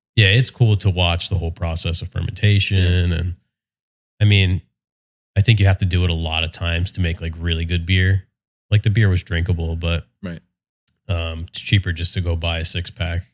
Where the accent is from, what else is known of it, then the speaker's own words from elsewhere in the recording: West Windsor, New Jersey, United States; moved away as an adult; now in Monmouth County, United States; I grew up in Mercer County, okay. um, out in West Windsor, Princeton kind of mm-hmm. area